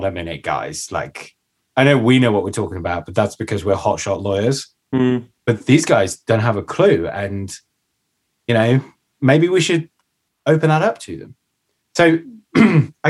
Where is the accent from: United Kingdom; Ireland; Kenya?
United Kingdom; as Brits, as Brit engineers